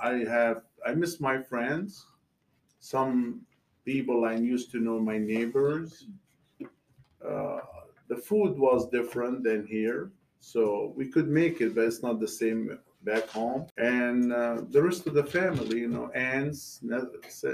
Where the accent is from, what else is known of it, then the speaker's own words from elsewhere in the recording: Palestine; now in Georgia, United States; My family from Palestine. We came from the Holy Land, near city of Jerusalem.